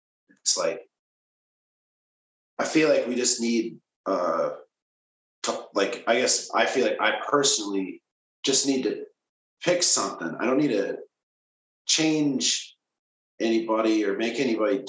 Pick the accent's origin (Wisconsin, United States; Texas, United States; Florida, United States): Wisconsin, United States; Kimberly; moved away as an adult; also born or lived in Portland; I grew up in Kimberly, which is right across the bridge